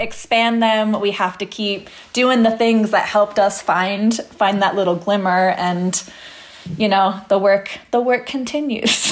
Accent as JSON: {"language": "English", "region": "Pennsylvania", "country": "United States", "tie": "born or raised there", "moved": "yes", "said": "in Pennsylvania, in my hometown"}